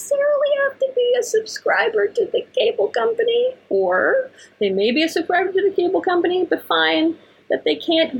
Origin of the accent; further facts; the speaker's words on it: Ohio, United States; moved away; When I go back home to where I grew up in Ohio